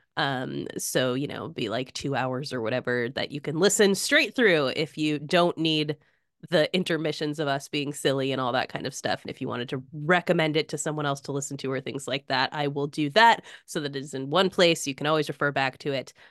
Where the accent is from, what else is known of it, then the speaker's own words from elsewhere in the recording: United States; as an American